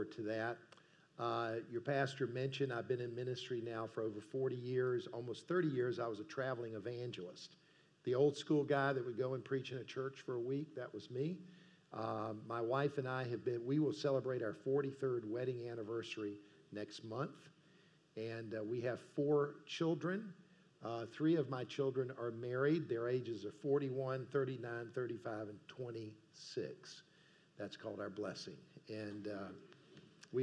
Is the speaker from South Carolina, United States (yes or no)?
yes; Columbia, South Carolina, United States; also born or lived in South Georgia / Greenville, South Carolina; I was born in South Georgia and I was raised in South Carolina